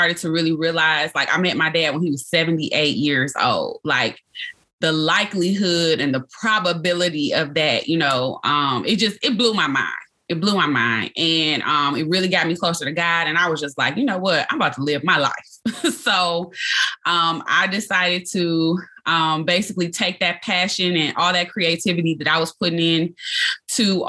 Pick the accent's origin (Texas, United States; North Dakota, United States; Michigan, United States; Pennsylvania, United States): Michigan, United States; Detroit; I was born and raised in Detroit, Michigan.